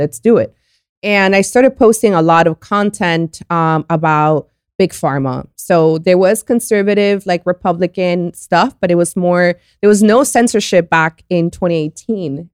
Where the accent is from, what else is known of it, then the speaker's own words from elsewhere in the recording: Colombia; now in Miami, United States; I was born in Colombia, and I've been here since nineteen ninety-nine. I live in Miami.